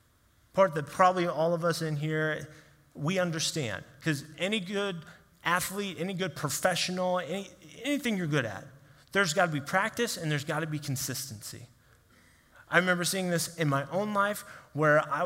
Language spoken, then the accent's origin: English; Kansas City, United States; I grew up in Kansas City area